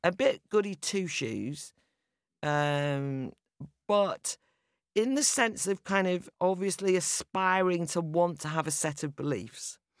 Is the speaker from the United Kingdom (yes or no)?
yes; North Wales, United Kingdom; I'm from an Irish Catholic background, probably fairly typical of the Irish immigrants who came over, ended up living in North Wales